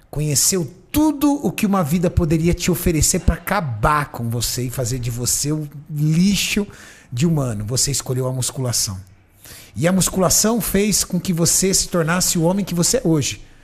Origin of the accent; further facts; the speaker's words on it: Brazil; Eu sou brasileiro e não desisto